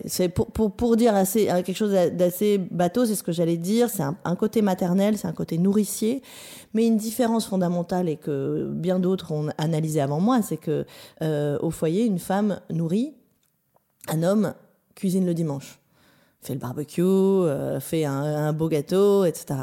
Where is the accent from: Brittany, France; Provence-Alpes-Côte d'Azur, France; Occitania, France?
Provence-Alpes-Côte d'Azur, France; Vence; moved away; also born or lived in Berkeley, United States; j'ai grandi dans, le sud de la France, à, à Vence, au-dessus de Nice.